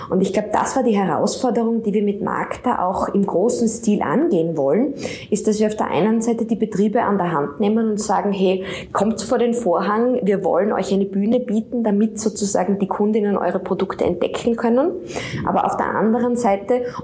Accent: Steins, Styria, Austria; Und ich bin selber in Steins in der Steiermark am Land aufgewachsen

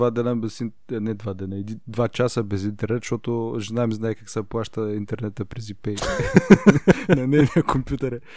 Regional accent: Bulgaria; Значи не съм типичен българин.

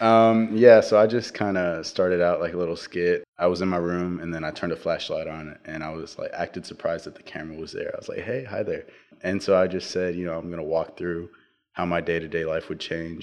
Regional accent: Navasota, Texas, United States; I'm from Navasota, Texas, and I go to Navasota High School

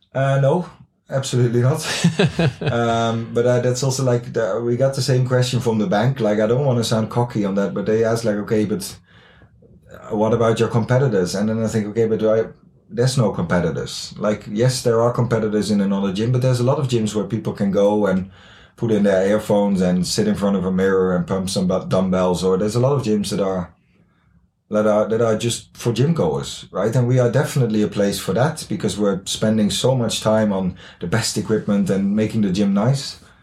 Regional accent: Netherlands; English is a second language; moved away as an adult; now in Haugesund, Norway; I'm from the Netherlands. I lived here now for uh, almost three years

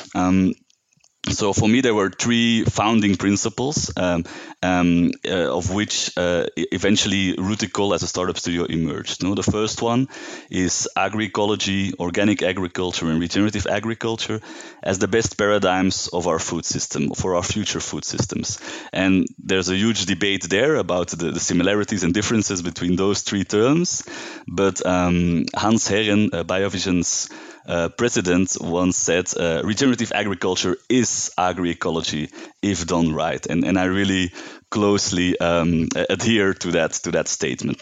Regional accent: Belgium; now in Uganda; I'm from Belgium. Uh, I live in Uganda now

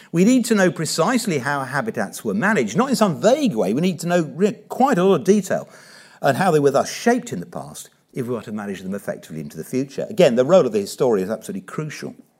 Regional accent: Watford, East of England, United Kingdom; now in Norfolk, United Kingdom; I was brought up in Watford in the nineteen sixties.

